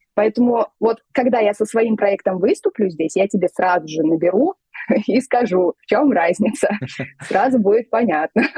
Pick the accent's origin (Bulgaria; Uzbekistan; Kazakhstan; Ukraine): Uzbekistan; Tashkent; я вот родилась в Узбекистане, в Ташкенте, пошла в музыкальную школу